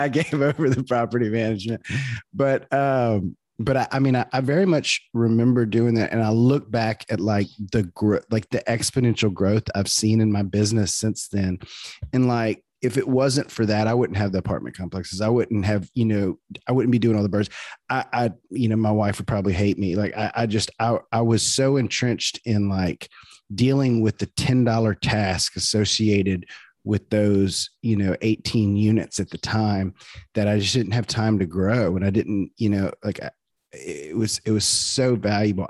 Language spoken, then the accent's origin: English; near Zachary, Louisiana, United States; Lizzie is, is from my hometown, well, nearby my hometown. She's from Zachary, Louisiana